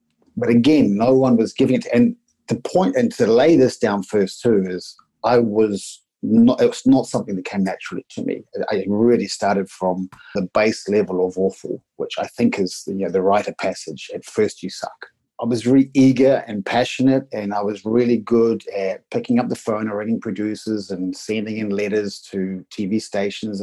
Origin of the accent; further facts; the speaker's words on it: New Zealand; accent: Kiwi; now in Australia; I'm a Kiwi. This is a Kiwi accent.